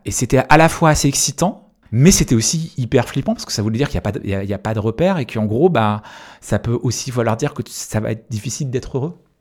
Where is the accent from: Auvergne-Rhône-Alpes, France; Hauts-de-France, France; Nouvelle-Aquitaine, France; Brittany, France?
Brittany, France; Quimper; je suis breton, c'est une, de mes identités, c'est quelque chose qui est important pour moi, puisque j'ai grandi en Bretagne et je suis né là-bas.